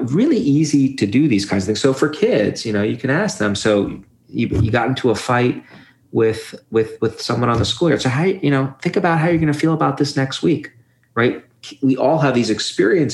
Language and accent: English; New York City, New York, United States; where I grew up in Brooklyn